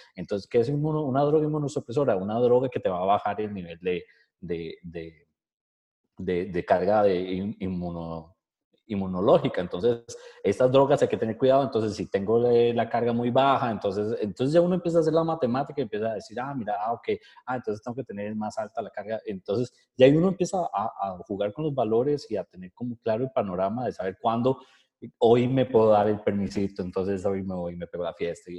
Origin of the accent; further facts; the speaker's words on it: Costa Rica; nosotros como ticos